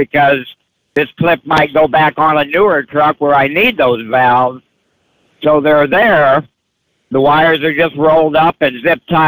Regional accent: Peoria, Illinois, United States; I'm from Peoria

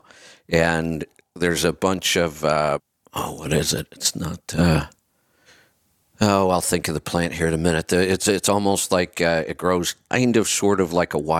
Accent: Northeast Ohio, United States; moved away; I grew up in Northeast Ohio.

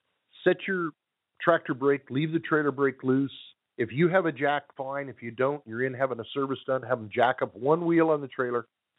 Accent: Southern California, United States; 760, Southern California. Okay. That's where I grew up.

